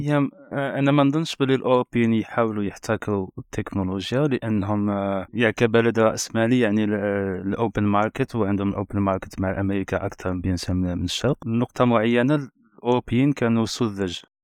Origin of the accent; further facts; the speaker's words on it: Collo, Skikda Province, Algeria; moved away; انا انا كبرت مدينه القل